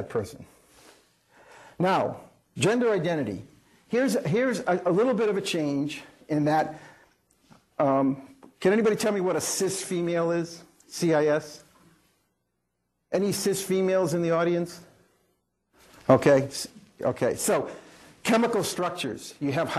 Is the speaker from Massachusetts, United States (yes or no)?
yes; Melrose, Massachusetts, United States; When I was growing up in Melrose, Massachusetts, kind of blue collar, middle class